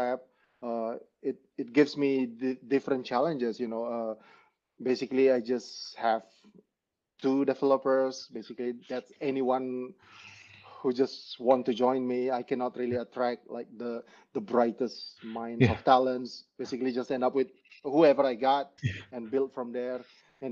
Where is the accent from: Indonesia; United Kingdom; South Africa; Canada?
Indonesia; Bali; So I'm Indonesian. Definitely. And I was born and raised in Bali.